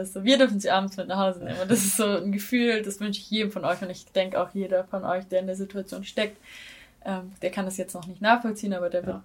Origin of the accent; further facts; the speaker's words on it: Baden-Württemberg, Germany; now in Tübingen, Germany; meiner Heimatstadt wohnen, die ist eine halbe Stunde mit dem Auto entfernt